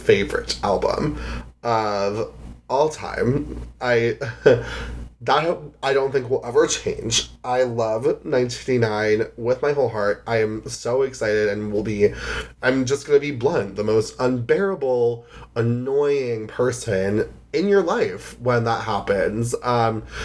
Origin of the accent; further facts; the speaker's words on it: New Jersey, United States; I'm from North Jersey